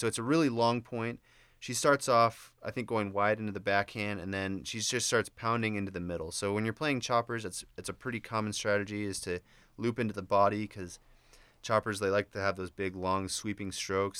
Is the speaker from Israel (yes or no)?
no; Indiana, United States; moved away; I'm from Indiana